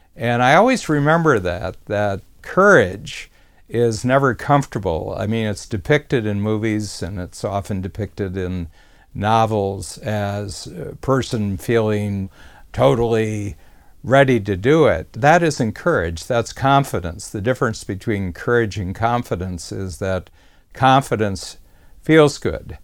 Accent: Ohio, United States; I was from Ohio, and that was the closest base where you would do basic training.

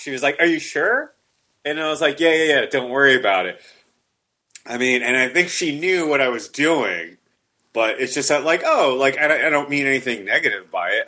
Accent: the South, United States; I am from the South.

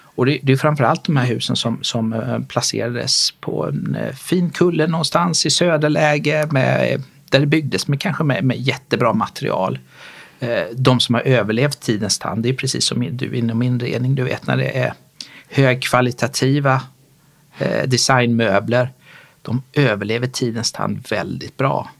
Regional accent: Småland, outside Kalmar, Kalmar County, Sweden; moved away; also born or lived in Gothenburg, Sweden / Malmö, Sweden / Lund, Sweden / Stockholm, Sweden; Jag är smålänning utanför Kalmar från början

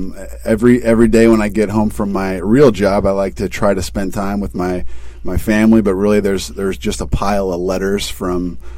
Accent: Chicago, Illinois, United States; I was born and raised in Chicago

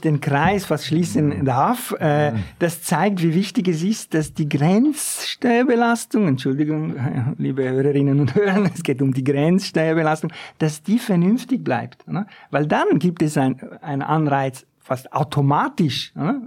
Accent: Ticino, Switzerland; das ist aus meinem Heimatkanton. Nicht wirklich ein Störparadies, aus dem Tessin.

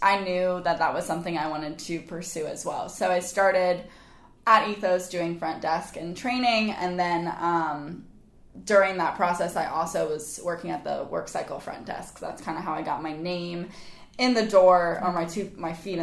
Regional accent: Charleston, South Carolina, United States; I grew up in Charleston. I went to Bishop England right here on the island.

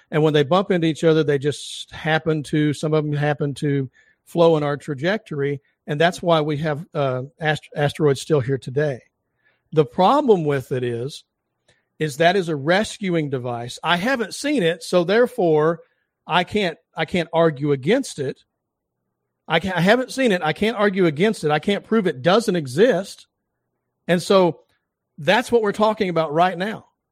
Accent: the South, United States; I'm from the South

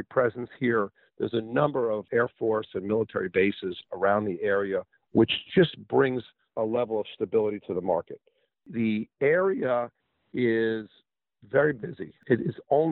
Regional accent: New York, United States; moved away as an adult; now in Pensacola, United States; I come from New York

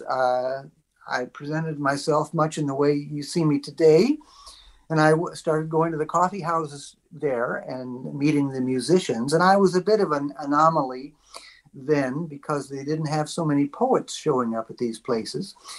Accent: Coshocton, Ohio, United States; now in Canada; I grew up in Coshocton, Ohio

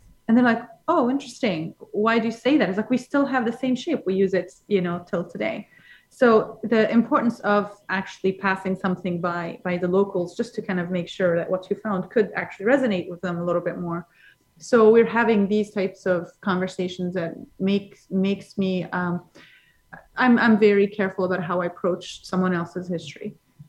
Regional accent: London, United Kingdom; Because I come from London.

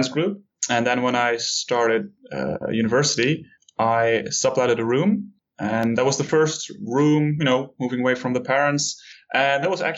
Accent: Netherlands; I come from Europe

